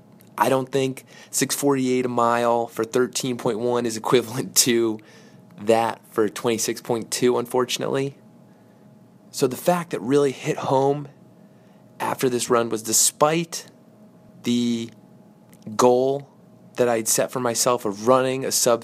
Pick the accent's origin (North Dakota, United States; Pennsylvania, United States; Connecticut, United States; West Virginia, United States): Connecticut, United States; Darien; we grew up together in the Darien, New Canaan area, have been good buddies since elementary school.